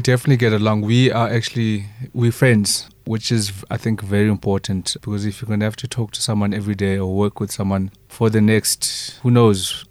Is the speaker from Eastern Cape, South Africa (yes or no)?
yes; Eastern Cape, South Africa; moved away; also born or lived in Johannesburg; I remember growing up in the Eastern Cape